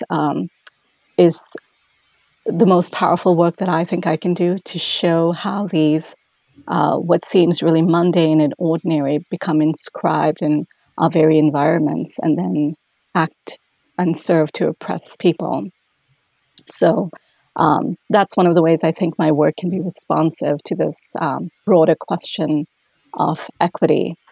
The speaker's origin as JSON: {"language": "English", "country": "India", "moved": "as an adult", "lives_now": "Duluth, United States", "said": "I'm originally from India"}